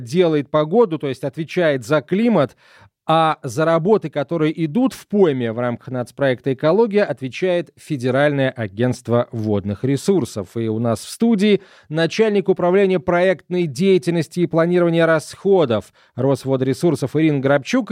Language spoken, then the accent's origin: Russian; near Saratov, Middle Volga, Saratov Oblast, Russia; я вырос на Волге, правда, на Волге средней, под Саратовом